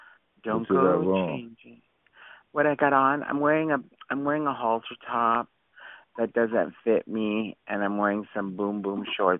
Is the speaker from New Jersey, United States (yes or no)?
no; Honolulu, Hawaii, United States; Yes, honey. I come from Honolulu, Hawaii.